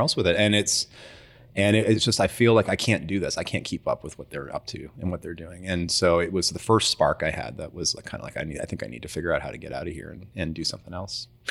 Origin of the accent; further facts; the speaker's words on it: Timmins, Ontario, Canada; moved away; also born or lived in Toronto; living in Timmins is, uh, you're far away from everything